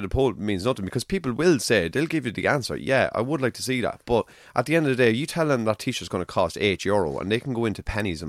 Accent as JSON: {"language": "English", "town": "Navan", "region": "County Meath", "country": "Ireland", "accent": "Navan", "said": "in my Navan accent."}